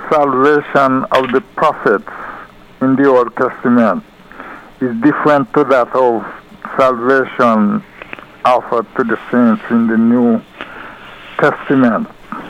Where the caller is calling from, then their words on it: New York, United States; Yes, I'm calling from New York.